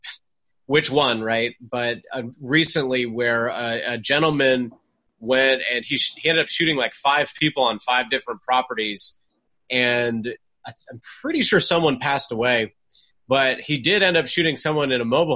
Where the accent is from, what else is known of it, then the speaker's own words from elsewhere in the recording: Charlotte, North Carolina, United States; Charlotte, North Carolina had, my hometown